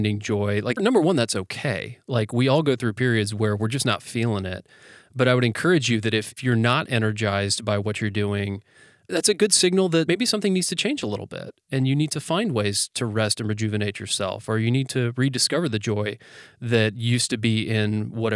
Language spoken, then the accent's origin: English; United States; growing up in the United States with our general work ethic